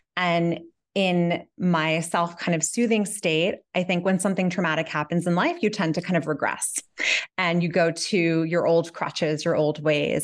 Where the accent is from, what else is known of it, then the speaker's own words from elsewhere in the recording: New York City, New York, United States; moved away as an adult; now in Catskills, United States; I grew up in Manhattan, and I currently live on a mountain